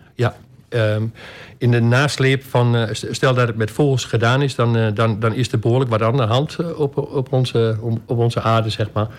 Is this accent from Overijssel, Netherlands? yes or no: yes; Albergen, Overijssel, Netherlands; also born or lived in Almelo / Wierden; Ik ben eh, geboren in Albergen. Eh, mijn vader die had naast zijn beroep een, een boerderij